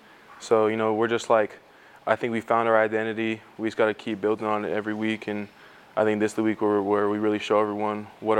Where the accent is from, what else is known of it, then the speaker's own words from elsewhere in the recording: Hawaii, United States; moved away as an adult; also born or lived in Arizona; now in Nebraska, United States; Back home in Hawaii, we always leave our shoes outside of our house.